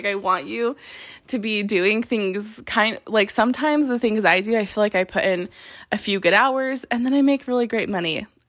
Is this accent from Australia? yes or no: no; Salt Lake City, Utah, United States; now in Las Vegas, United States; I'm in Vegas and I'm from Salt Lake.